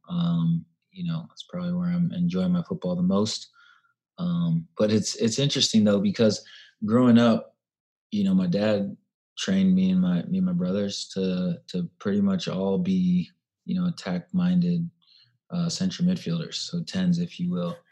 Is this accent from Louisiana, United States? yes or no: no; Davis, California, United States; moved away as an adult; also born or lived in Santa Clara, California / Chapel Hill, North Carolina / Chicago; now in Nashville, United States; I grew up in Davis, California.